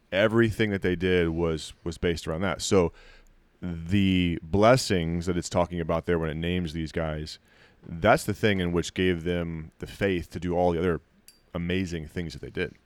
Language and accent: English; United States; you stand out as an American